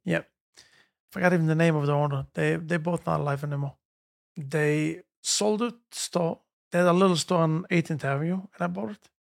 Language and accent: English; Jerusalem, Jerusalem District, Israel; moved away as an adult; now in United States; I grew up in Yerushalayim, near Kodesh. We lived in, uh, Meishonim.